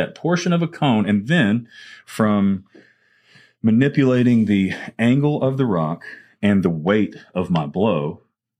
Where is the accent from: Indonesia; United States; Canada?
United States; Arkansas; now in Mississippi, United States; where I grew up in Arkansas